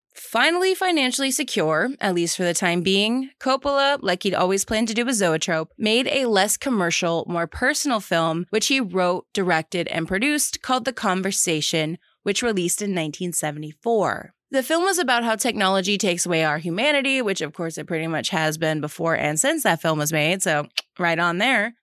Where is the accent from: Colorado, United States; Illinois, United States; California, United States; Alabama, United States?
California, United States; Geyserville; my hometown of Geyserville